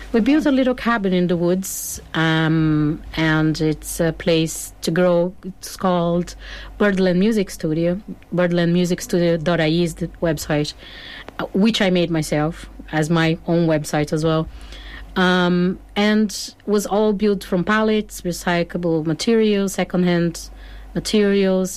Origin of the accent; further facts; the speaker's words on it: Porto Alegre, Rio Grande do Sul, Brazil; English is a second language; moved away as an adult; now in Ireland; originally from Brazil, from a big city called Porto Alegre, uh, in the south of Brazil